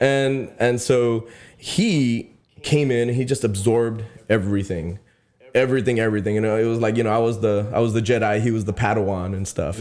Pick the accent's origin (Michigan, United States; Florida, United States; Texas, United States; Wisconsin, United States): Texas, United States; Sullivan City; I'm from Sullivan City, you know, we have cactuses and cows